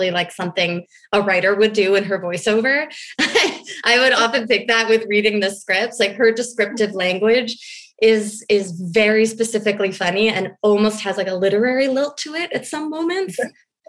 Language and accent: English; New York City, New York, United States; I'm a New Yorker